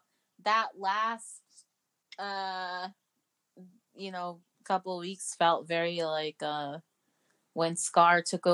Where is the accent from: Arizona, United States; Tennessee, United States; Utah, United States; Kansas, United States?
Arizona, United States; I'm from Arizona.